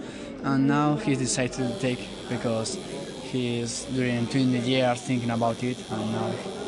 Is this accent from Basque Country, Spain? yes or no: no; Valencia, Valencian Community, Spain; English is a second language; I'm from Spain, Valencia.